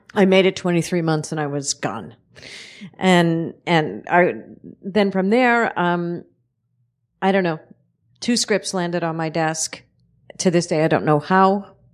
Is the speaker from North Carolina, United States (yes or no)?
no; New York City, New York, United States; I'm from Red Hook, Brooklyn